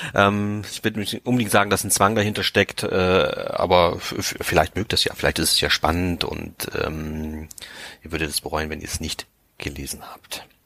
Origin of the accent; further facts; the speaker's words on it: Liebenau, Lower Saxony, Germany; genauso bin ich auch aufgewachsen hier im Herzen Niedersachsens